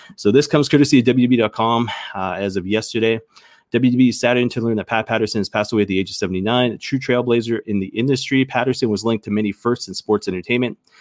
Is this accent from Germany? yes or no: no; the Maritimes, Canada; accent: maritime; I grew up in the Maritimes